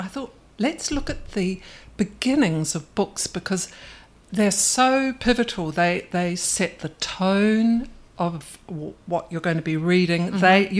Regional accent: New Zealand; about growing up in New Zealand in the 60s.

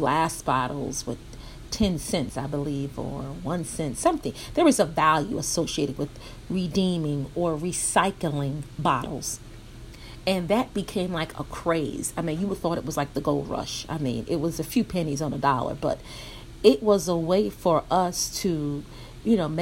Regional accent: New York City, New York, United States; I grew up in New York City, Brooklyn, New York to be exact

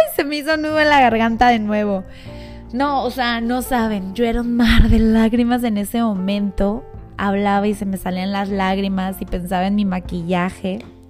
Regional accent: Mexico City, Mexico; moved away; yo soy de la Ciudad de México, entonces mi familia muy cercana, mi hermano, todos están allá

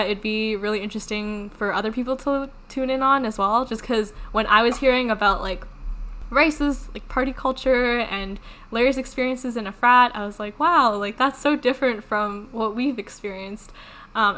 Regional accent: Canada; we're from Canada

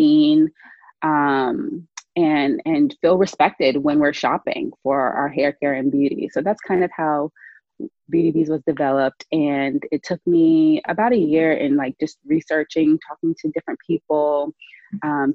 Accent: Charleston, South Carolina, United States; moved away; I come back home often and I'm from Charleston, South Carolina. And the one thing that remains is that same beauty supply we went to as a kid 20 years ago

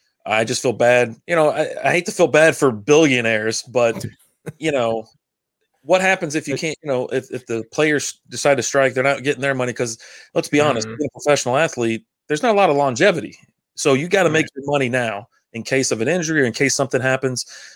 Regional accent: Kentucky, United States; I'm from Kentucky.

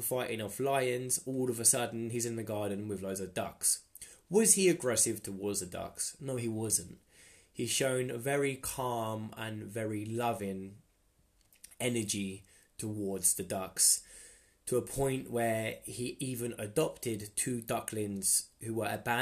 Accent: Luton, East of England, United Kingdom; So I was born in England, Luton. I was born in the Luton and Dunstable Hospital.

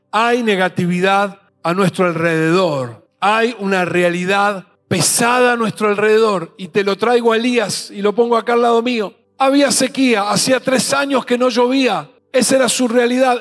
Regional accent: Mendoza, Argentina; somos mendocinos

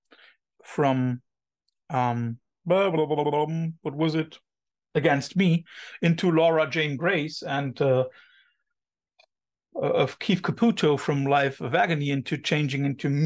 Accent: Cologne, North Rhine-Westphalia, Germany; English is a second language; I'm coming from Cologne, so the gay capital of Germany

